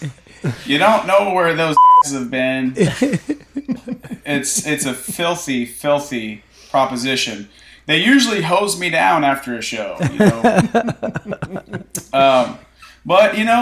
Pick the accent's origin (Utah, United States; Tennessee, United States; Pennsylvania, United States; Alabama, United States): Tennessee, United States; Nashville; I grew up in Nashville